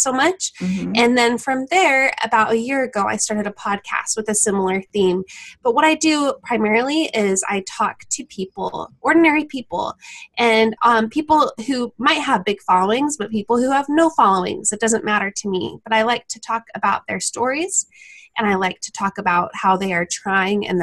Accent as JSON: {"language": "English", "town": "Farmington", "region": "Utah", "country": "United States", "tie": "born or raised there", "also_born_or_lived": "East Bay, San Francisco area", "moved": "yes", "lives_now": "San Francisco Bay Area, United States", "said": "I'm originally from Utah, born and raised in Farmington."}